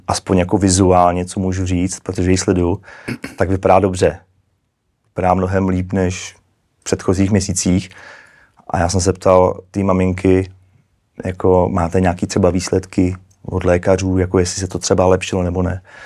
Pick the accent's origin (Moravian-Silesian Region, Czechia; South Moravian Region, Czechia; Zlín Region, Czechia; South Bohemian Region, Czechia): South Bohemian Region, Czechia; České Budějovice; also born or lived in Prague; já jsem z Český Budějovic